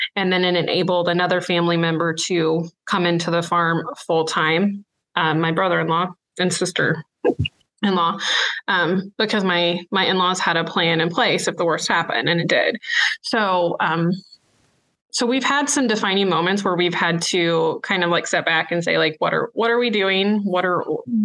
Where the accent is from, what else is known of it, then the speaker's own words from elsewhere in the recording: Illinois, United States; moved away as an adult; now in Kansas, United States; I'm from Illinois, and I grew up on a grain and livestock farm there